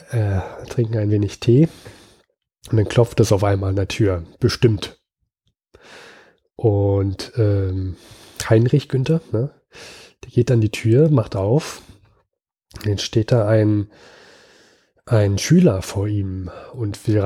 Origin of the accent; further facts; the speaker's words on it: Switzerland; Ja, ähm, ist ja, kann ich, kann mir ja eigentlich als Schweizer auch egal sein.